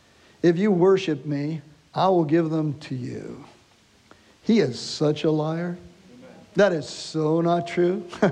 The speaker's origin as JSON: {"language": "English", "country": "Canada", "said": "we're from Canada, so to get into to your country, we have to have a passport to get here."}